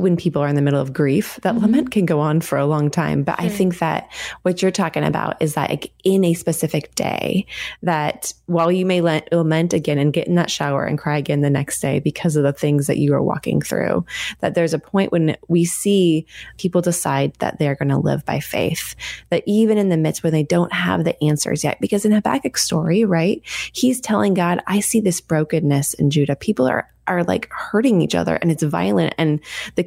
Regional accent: Oregon, United States; I grew up here in Oregon

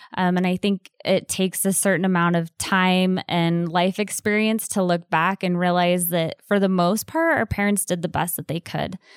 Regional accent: Southeast Idaho, United States; growing up in Southeast Idaho

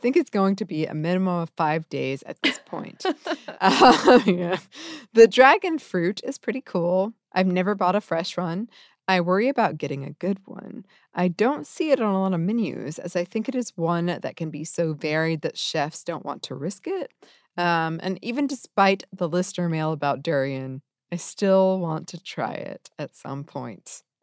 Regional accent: Ohio, United States; Growing up in Ohio, we actually had a lot that grew in the creek behind us.

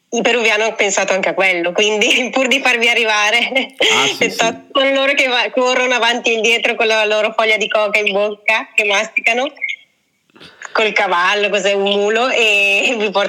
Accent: Cusco, Peru; born there; io la prima volta ho fatto interamente Cusco, ma perché era la mia città natale e quindi da lì poi mi sono spostata intorno.

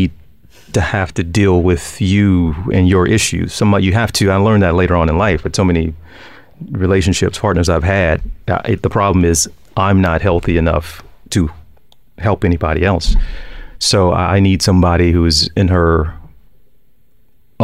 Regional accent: Arkansas, United States; moved away as an adult; I had an opportunity to go back to Little Rock, to my home state, at least Arkansas

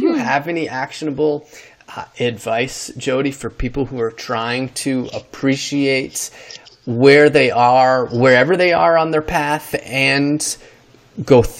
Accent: New York, United States; I'm from New York, New York State

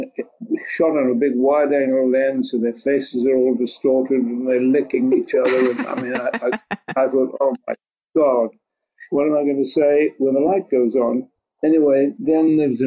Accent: South Africa; moved away as an adult; also born or lived in France / London; I come from South Africa. I was born in South Africa, left, went to Paris to art school

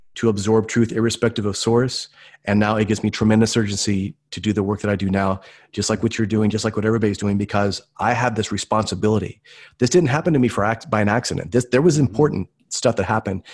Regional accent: Tulsa, Oklahoma, United States; I'm from Tulsa, Oklahoma, and originally grew up here

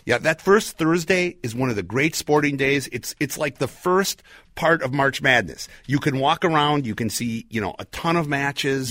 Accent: Chicago, Illinois, United States; now in Minneapolis, United States; I was born in Chicago

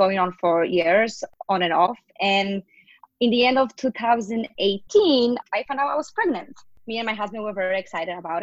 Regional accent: Poland; moved away as an adult; now in New York City, United States; I am originally from Poland, but I moved to New York City 10 years ago

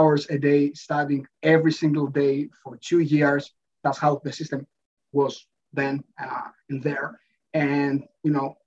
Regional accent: Athens, Attica, Greece; I was born and raised in Athens, in Greece.

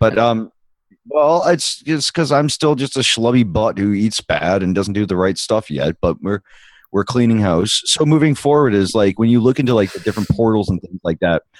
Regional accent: Medway, Massachusetts, United States; I grew up in Medway

